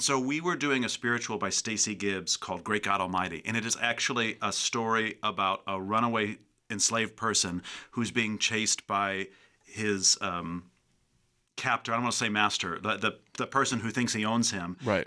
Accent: Chicago, Illinois, United States; moved away as an adult; also born or lived in Tennessee; growing up in the Chicago area, it's just flat

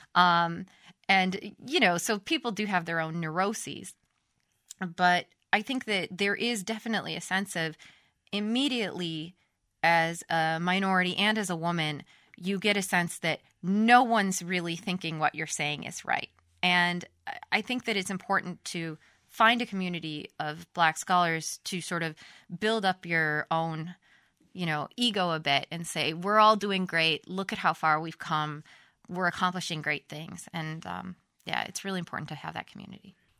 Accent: United States; moved away as an adult; also born or lived in Sweden; in Europe, I am an American

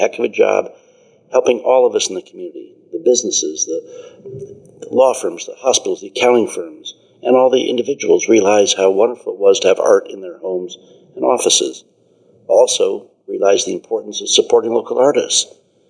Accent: Portland, Oregon, United States; Growing up in Portland, Oregon, my father started a real estate business

